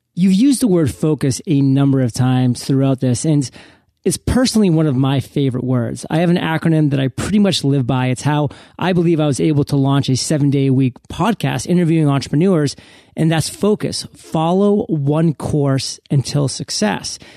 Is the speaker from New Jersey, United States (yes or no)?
no; Maine, United States; now in San Diego, United States; being from Maine